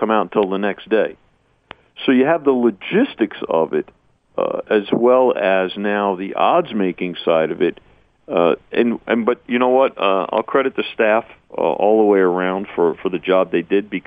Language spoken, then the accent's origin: English; New York, United States; now in Las Vegas, United States; I grew up in New York